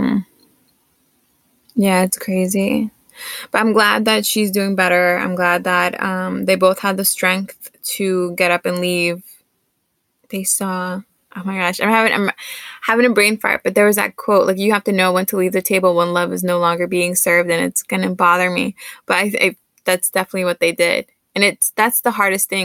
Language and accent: English; New York City, New York, United States; moved away; when you're growing up in New York